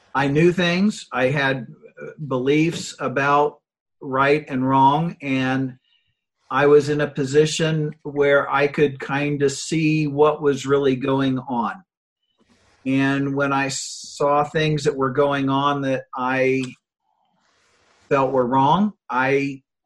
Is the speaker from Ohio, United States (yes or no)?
yes; Granville, Ohio, United States; I started a small company in uh, in my hometown of Granville, Ohio